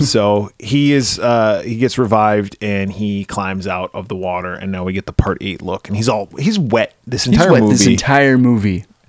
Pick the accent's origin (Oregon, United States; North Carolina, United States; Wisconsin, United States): Wisconsin, United States; I grew up in Wisconsin. I was in high school in the 90s.